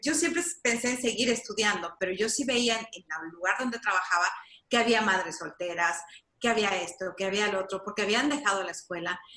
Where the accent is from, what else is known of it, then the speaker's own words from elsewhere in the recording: Mexico; moved away as an adult; now in Los Angeles, United States; yo me crié en México